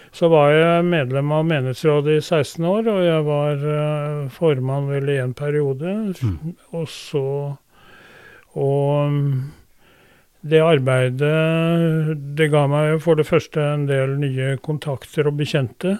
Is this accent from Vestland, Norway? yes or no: no; Drammen, Buskerud, Norway; also born or lived in Skoger, Vestfold; jeg ble født på Drammen sykehus den 12. mai 1946